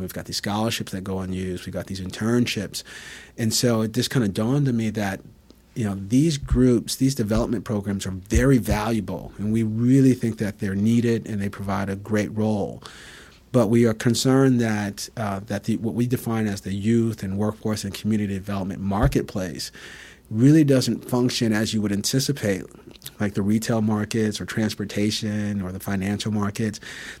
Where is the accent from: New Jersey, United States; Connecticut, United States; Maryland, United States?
Connecticut, United States; Bridgeport; So for me personally, I grew up in Bridgeport, Connecticut. I grew up in subsidized housing.